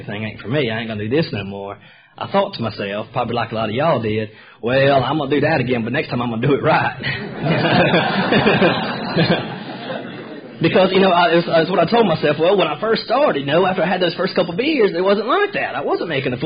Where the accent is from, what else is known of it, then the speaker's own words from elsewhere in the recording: Sherrills Ford, North Carolina, United States; also born or lived in Charlotte, North Carolina / Richmond area, Virginia / Dothan, Alabama; now in Roswell, United States; in 1981, we moved back to North Carolina, about 45 minutes northwest of Charlotte, in a little place called Sherrill's Ford, North Carolina, way out in the middle of the country